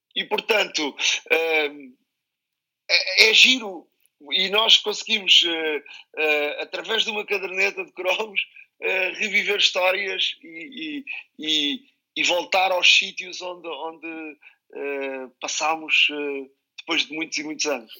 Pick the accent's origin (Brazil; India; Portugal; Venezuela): Portugal; Montijo, Setúbal; eu sou do Montijo